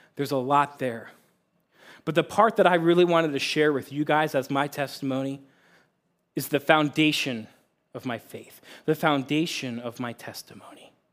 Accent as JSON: {"language": "English", "region": "Pennsylvania", "country": "United States", "tie": "born or raised there", "moved": "yes", "lives_now": "Cortland, Ohio, United States", "said": "I grew up in a Christ-loving family about thirty minutes northeast of Philadelphia, Pennsylvania"}